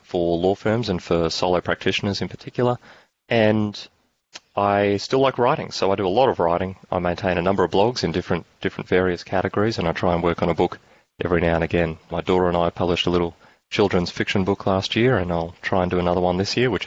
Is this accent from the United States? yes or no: no; Australia; accent: Australian; I'm an Australian lawyer, and that means my accent's going to stand out